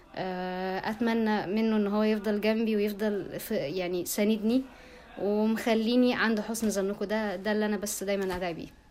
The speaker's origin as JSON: {"language": "Arabic", "country": "Egypt", "said": "عندنا في مصر"}